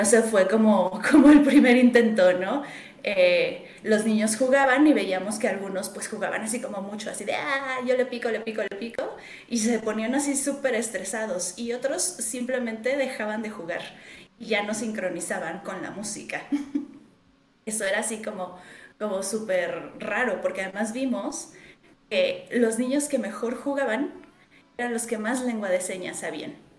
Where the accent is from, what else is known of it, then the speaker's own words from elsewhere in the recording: Mexico; Yo estoy en México. Eh, soy mexicana